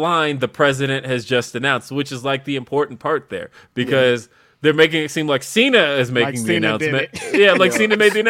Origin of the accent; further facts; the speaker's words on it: Los Angeles, California, United States; now in Denver, United States; Yeah, I don't get to say that. I'm from Los Angeles. It's L.A.